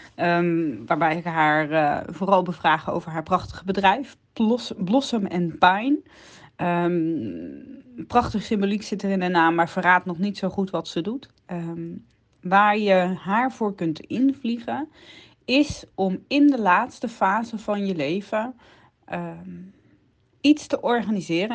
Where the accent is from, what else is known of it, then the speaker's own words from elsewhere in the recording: Netherlands; we zijn als Hollanders